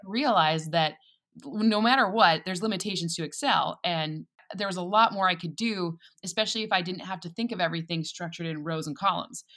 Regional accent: East Lansing, Michigan, United States; moved away as an adult; also born or lived in Boston; I'm from East Lansing, Michigan.

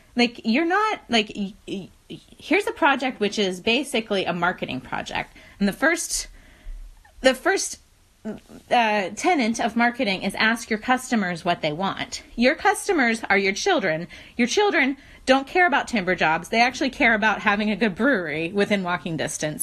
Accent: West Virginia, United States; moved away; I'm from West Virginia originally

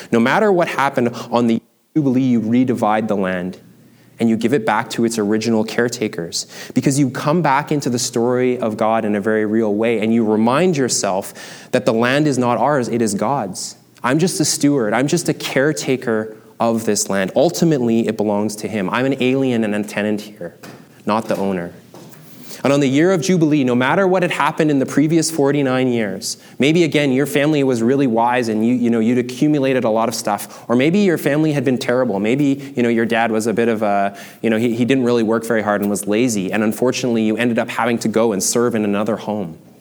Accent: Canada; I am a Canadian, German, Chinese male

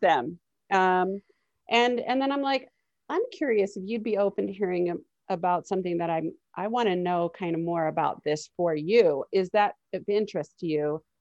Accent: Miami, Florida, United States; moved away; I grew up in Miami

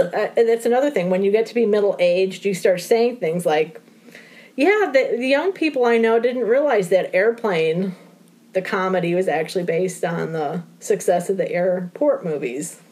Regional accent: Illinois, United States; moved away as an adult; now in Guilford, United States; I'm from Illinois originally

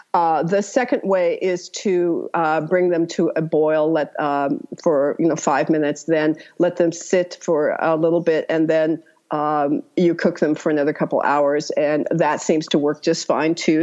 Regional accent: Santa Barbara, California, United States; now in Pacific Northwest, United States; I was originally from Santa Barbara

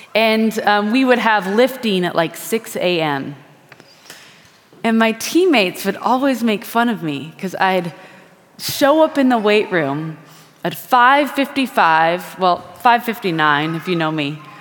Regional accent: Wisconsin, United States; moved away; I'm from Wisconsin

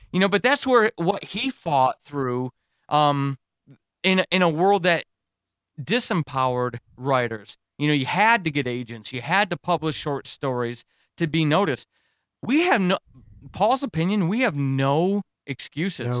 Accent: New York, United States; moved away as an adult; also born or lived in Germany; I grew up in New York

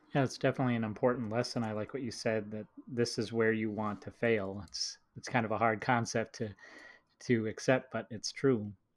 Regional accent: Minnesota, United States; someone who grew up in the Midwest

